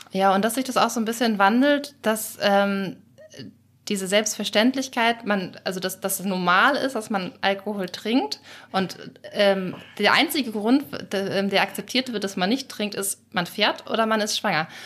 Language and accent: German; Schleswig-Holstein, Germany; ich komme aus Schleswig-Holstein